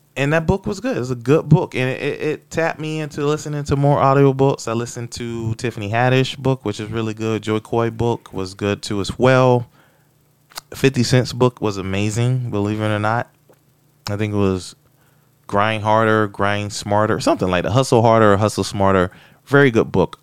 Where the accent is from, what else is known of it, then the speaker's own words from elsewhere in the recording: Florida, United States; moved away; I'm from Florida